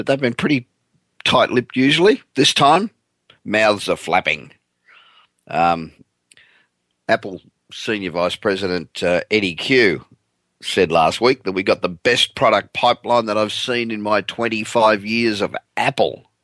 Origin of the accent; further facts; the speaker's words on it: Australia; moved away as an adult; now in California, United States; I'm originally Australian. I've been living in California for 27 years, but originally Australian.